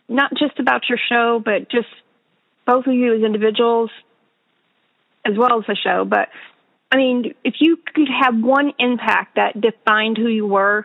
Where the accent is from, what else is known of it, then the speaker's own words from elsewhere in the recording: Southern Indiana, United States; I'm from Southern Indiana. Like, we're right on the border of Kentucky